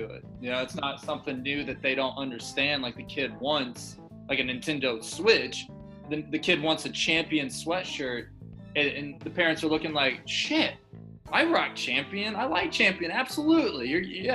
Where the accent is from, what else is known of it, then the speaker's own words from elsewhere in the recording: Indianapolis, Indiana, United States; I grew up in Indiana, from Indianapolis